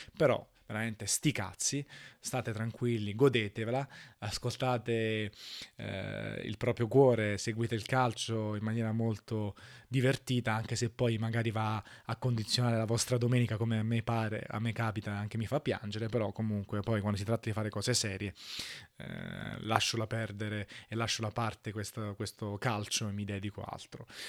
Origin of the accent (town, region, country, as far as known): Italy